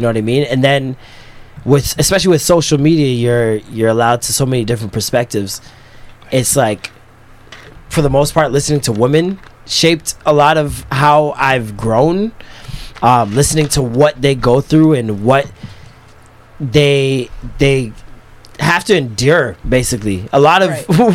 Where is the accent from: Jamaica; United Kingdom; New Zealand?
Jamaica; as a Jamaican, as a Christian, like I was raised in church